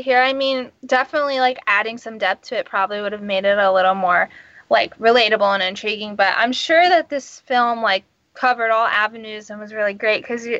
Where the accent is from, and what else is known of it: Los Angeles, California, United States